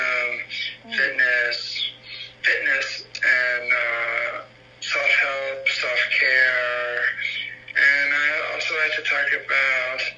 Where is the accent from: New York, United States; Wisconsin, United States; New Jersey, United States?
New Jersey, United States; now in Pennsylvania, United States; I live in Pennsylvania. I was born in New Jersey, and I have one older brother